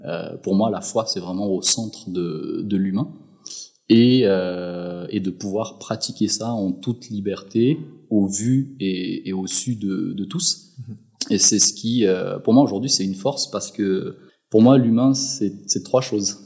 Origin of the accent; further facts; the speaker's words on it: Madagascar; moved away as an adult; now in Switzerland; mon enfance, euh, j'ai grandi à Madagascar, du côté de Tiastaf et ensuite vers Ambouimianj